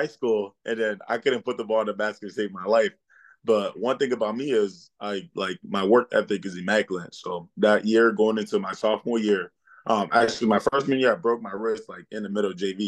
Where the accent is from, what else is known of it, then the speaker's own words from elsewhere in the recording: Worcester, Massachusetts, United States; English is a second language; also born or lived in Ivory Coast; I'm from Worcester, Massachusetts. I was born in the Ivory Coast, but I was raised in Worcester